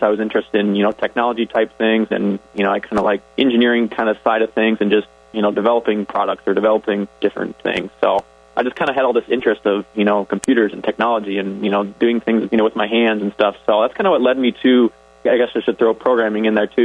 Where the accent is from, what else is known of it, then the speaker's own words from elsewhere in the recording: Orange City, Iowa, United States; I grew up in Orange City, so I was right in the neighborhood.